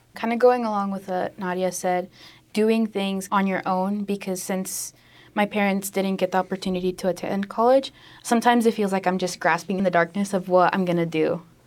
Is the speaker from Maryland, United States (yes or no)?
no; Tulsa, Oklahoma, United States; my hometown of Tulsa